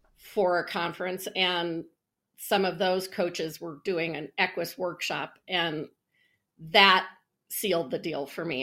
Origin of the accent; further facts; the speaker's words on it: Colorado, United States; I was born and raised in Colorado.